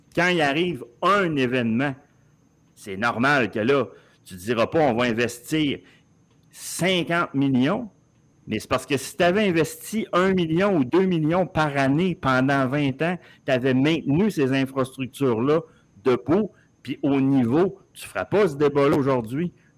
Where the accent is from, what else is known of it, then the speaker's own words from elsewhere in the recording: Montreal, Quebec, Canada; j'ai 50 ans, j'ai grandi avec l'impression que Montréal était une grande ville au monde